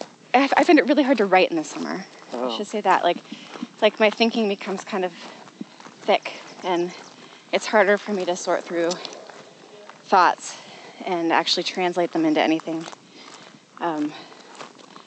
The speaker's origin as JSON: {"language": "English", "area": "the Northwest", "region": "Pacific Northwest", "country": "United States", "tie": "born or raised there", "said": "I grew up in the Northwest"}